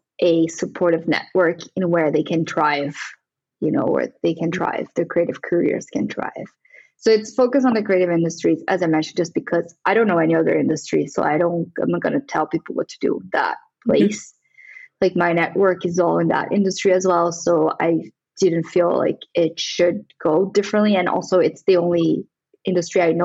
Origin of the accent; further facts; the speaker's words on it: São Paulo, Brazil; moved away as an adult; now in London, United Kingdom; I grew up in Sao Paulo, which is like a huge city.